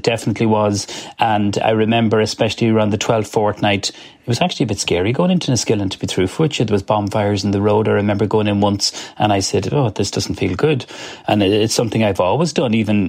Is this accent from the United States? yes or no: no; Cavan, Ulster, Ireland; I'm a proud Irish man. I'm proud of being from Cavan, and I'm proud of being from rural Ireland, which is a lovely part of the world, as I say. I've grown up with that, and it's all I know living in the country.